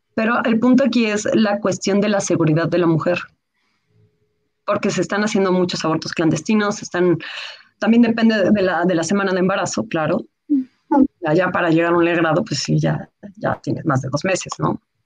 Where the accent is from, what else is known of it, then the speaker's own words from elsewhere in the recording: Mexico; also born or lived in Mexico City; soy escritora, soy mexicana. Ahorita, bueno, me encuentro en el Estado de México. Yo soy, bueno, vivo en Ciudad de México